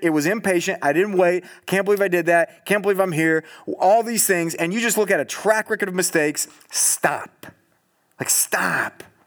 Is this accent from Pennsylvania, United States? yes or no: no; Southern California, United States; now in Eugene, United States; I'm from Southern California